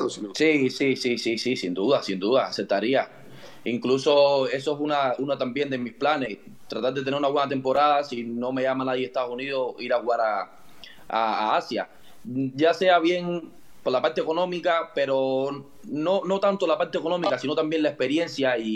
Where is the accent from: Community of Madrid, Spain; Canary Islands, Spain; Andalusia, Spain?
Community of Madrid, Spain; Madrid; Al Madrid. Sí, soy de Madrid.